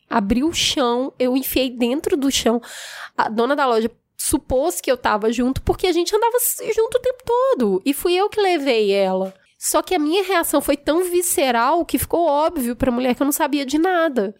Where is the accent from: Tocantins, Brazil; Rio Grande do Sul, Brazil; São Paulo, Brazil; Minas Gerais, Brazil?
Minas Gerais, Brazil; Belo Horizonte; eu nasci num bairro muito humilde em Belo Horizonte